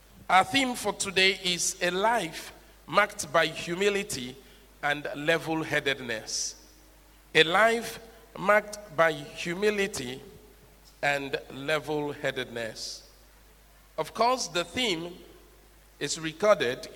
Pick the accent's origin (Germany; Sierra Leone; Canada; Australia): Sierra Leone; now in Ghana; possibly because of my tonation, you know I'm from Sierra Leone